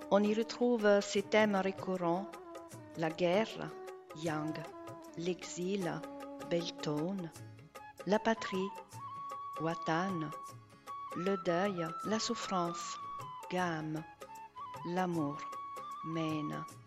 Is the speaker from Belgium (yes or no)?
no; Rome, Lazio, Italy; now in Brittany, France; ma ville natale, Rome